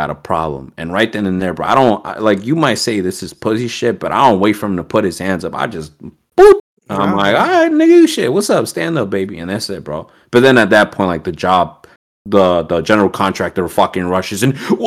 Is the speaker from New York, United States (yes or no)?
no; Southern New Jersey, United States; I'm from Southern Jersey